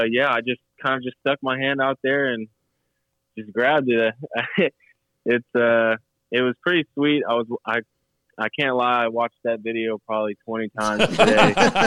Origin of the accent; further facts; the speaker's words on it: Houston, Texas, United States; also born or lived in Pearland, Texas / Colorado; Born and raised Houston, Texas. In high school, I moved to Pearland. Right outside of Houston, just a little suburb, but I went to Dawson High School.